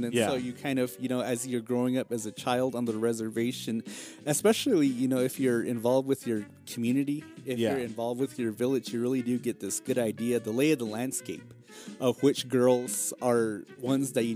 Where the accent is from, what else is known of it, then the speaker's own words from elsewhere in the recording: Tuba City, Arizona, United States; both of us growing up in Tuba City